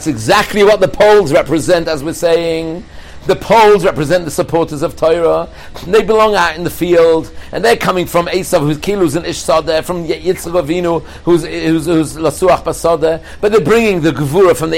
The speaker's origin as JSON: {"language": "English", "region": "England", "country": "United Kingdom", "said": "I'm from England"}